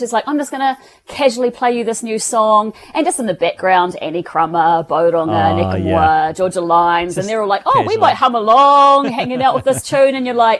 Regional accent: New Zealand

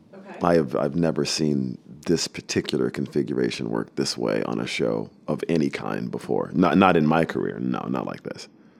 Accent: Deep South, United States; But, you know, I'm a kid from the Deep South.

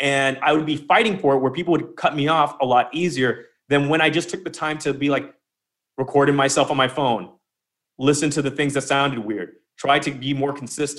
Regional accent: United Kingdom; I'm British. I called Lemon up. I was living in France during the lockdown.

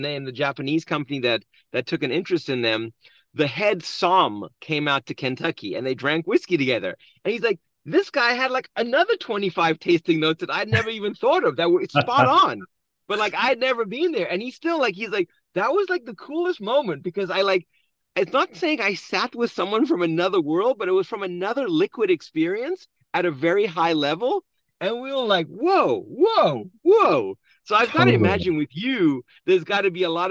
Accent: South Africa; moved away; being born and raised in South Africa

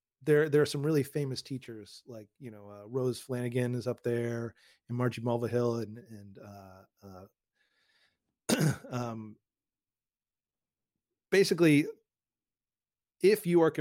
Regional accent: Newton, Massachusetts, United States; also born or lived in Queens, New York; now in Westchester County, United States; I grew up outside of Boston in a town called Newton

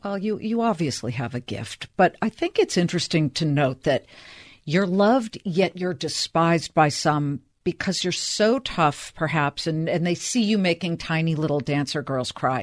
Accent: Los Angeles, California, United States; I'm from Los Angeles

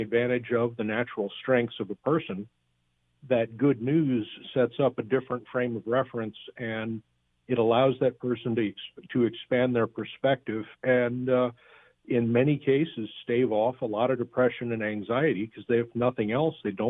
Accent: South Florida, United States; moved away; also born or lived in Alabama / California; I'm from South Florida

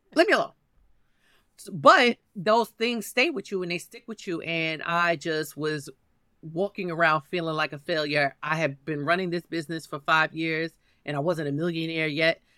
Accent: New York City, New York, United States; I'm from Harlem.

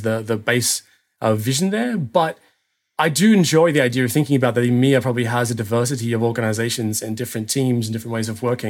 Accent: Australia; now in Germany; I'm an Australian who lives in Germany

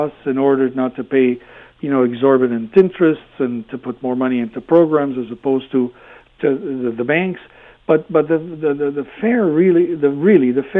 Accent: Hamilton, Ontario, Canada; when I was growing up in Hamilton

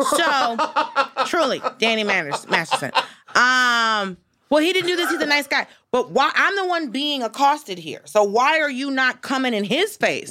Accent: the South, United States; moved away; I'm from the South

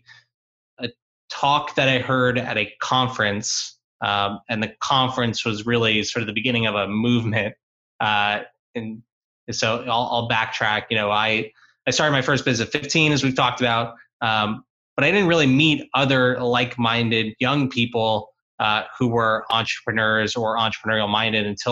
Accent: South Florida, United States; South Florida where I grew up

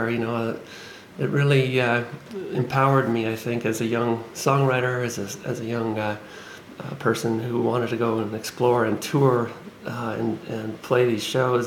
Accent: Winnipeg, Manitoba, Canada; also born or lived in Gimli, Manitoba; I grew up in the Icelandic community in Winnipeg and in Gimli

